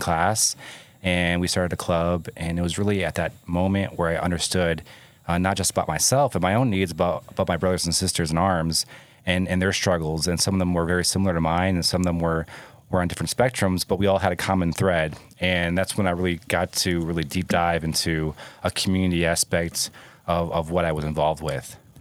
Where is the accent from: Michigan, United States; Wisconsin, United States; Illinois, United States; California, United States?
Michigan, United States; moved away; also born or lived in Ohio; I grew up in Michigan